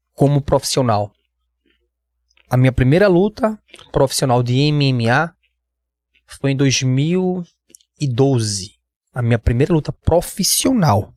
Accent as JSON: {"language": "Portuguese", "town": "Recife", "region": "Pernambuco", "country": "Brazil", "said": "Eu sou de Recife, eu sou de Pernambuco"}